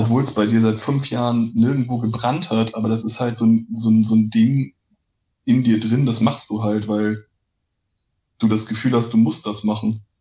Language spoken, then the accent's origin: German; Lübeck, Schleswig-Holstein, Germany; in meiner Geburtsstadt Lübeck